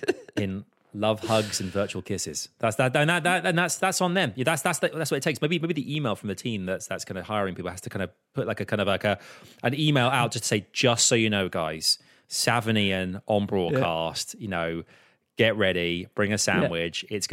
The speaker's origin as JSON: {"language": "English", "region": "London", "country": "United Kingdom", "said": "I'm a Londoner."}